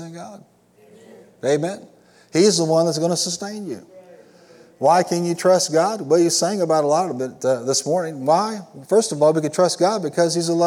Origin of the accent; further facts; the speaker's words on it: Illinois, United States; I was raised and settled in Illinois